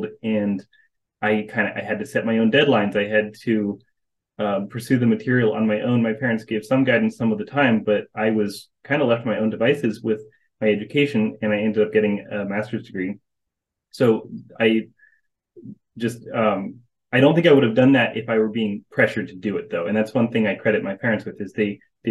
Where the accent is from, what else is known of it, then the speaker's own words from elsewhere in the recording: North Carolina, United States; I was born and raised in North Carolina